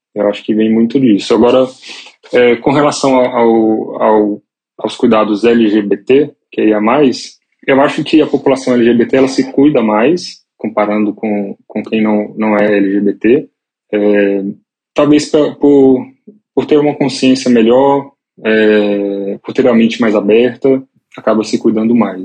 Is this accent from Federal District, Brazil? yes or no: yes; Brasília, Federal District, Brazil; moved away as an adult; now in São Paulo, Brazil; nasci em Brasília. É, hoje moro em São Paulo, mas tem três anos só. Esse tempo todo eu vivi em Brasília